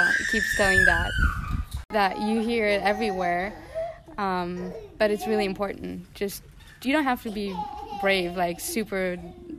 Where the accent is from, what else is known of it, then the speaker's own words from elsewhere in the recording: Nagybajcs, Győr-Moson-Sopron, Hungary; moved away as an adult; also born or lived in Switzerland; now in Luxembourg; So I come from a small town in Hungary. It's called Nagybajcs. And I grew up mostly there